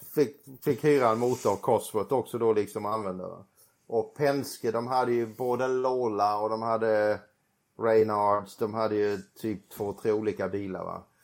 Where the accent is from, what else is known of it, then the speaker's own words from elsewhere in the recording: Sweden; moved away; när man kommer hem till Sverige